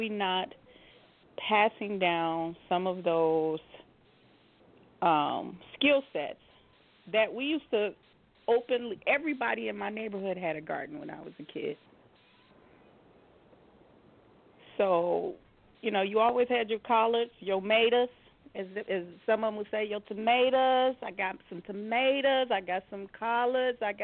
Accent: Chicago, Illinois, United States; moved away; I'm from Chicago

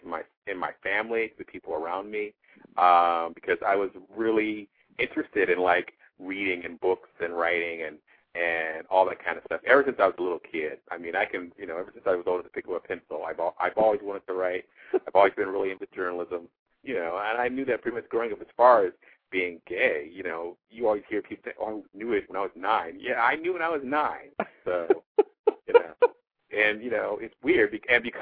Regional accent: Peoria, Illinois, United States; moved away as an adult; also born or lived in Massachusetts; now in Washington, D.C., United States; I was born in Peoria, Illinois, which is a mid-sized small town of 100,000 people. I lived there for, I don't know, the first 29 years of my life

